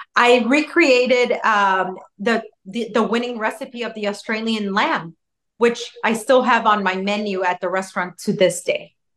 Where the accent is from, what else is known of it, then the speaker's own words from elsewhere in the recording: Chicago, Illinois, United States; now in Miami, United States; I was born in Chicago and everything. My parents are from Chicago.